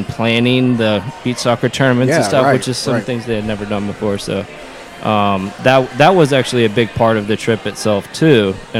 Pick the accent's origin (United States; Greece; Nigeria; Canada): United States; Gainesville, Florida; I grew up in Gainesville.